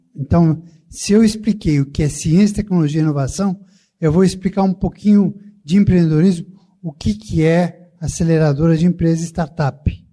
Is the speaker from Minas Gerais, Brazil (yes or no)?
no; São Paulo, Brazil; eu sou paulista